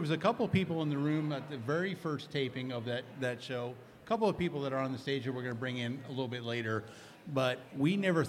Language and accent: English; South Florida, United States; now in Iowa, United States; I'm from South Florida.